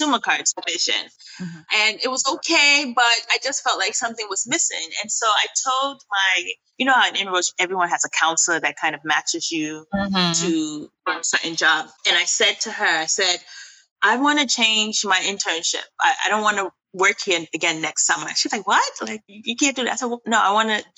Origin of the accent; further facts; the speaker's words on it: New York City, New York, United States; moved away as an adult; now in Accra, Ghana; I am originally Ghanaian. Both my parents are Ghanaian, but I was born and raised in New York. So I'm a New Yorker through and through, and currently based in Accra